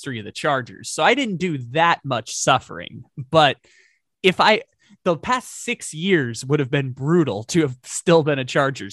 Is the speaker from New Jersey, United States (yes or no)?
no; San Diego, California, United States; I'm from San Diego